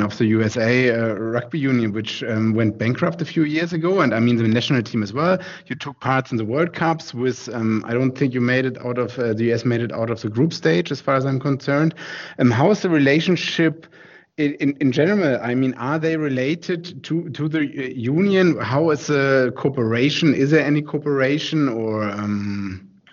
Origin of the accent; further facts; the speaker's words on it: Germany; English is a second language; I'm German